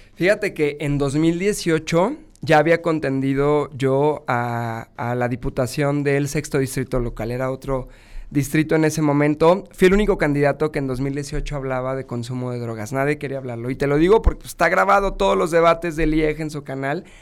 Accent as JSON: {"language": "Spanish", "region": "Guanajuato", "country": "Mexico", "said": "siendo guanajuatense"}